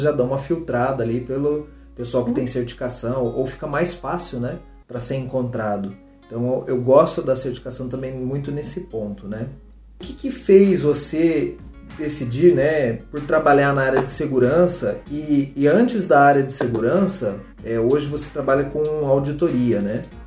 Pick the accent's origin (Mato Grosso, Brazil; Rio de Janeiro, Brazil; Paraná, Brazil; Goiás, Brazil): Paraná, Brazil; Londrina; na cidade de Londrina, de onde eu sou, né, é natural.